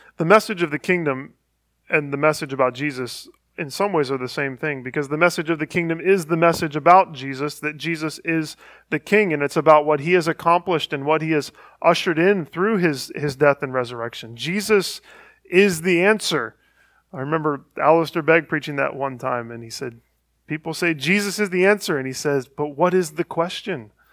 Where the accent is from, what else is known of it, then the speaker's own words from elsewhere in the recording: Northeast Ohio, United States; I grew up in Northeast Ohio